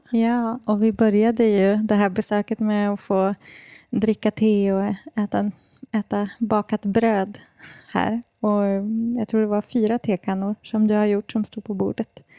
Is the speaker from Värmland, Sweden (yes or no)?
yes; Hammarö, Värmland, Sweden; also born or lived in Denmark; jag är ju härifrån Värmland jag kommer inte ifrån Deje, utan jag kommer ifrån Hammarö utanför Karlstad.